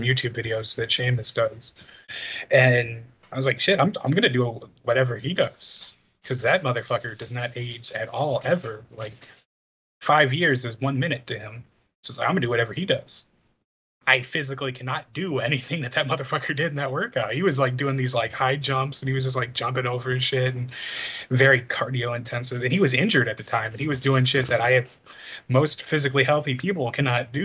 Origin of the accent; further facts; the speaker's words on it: Chicago, Illinois, United States; a Chicagoan and a fan of Chicago sports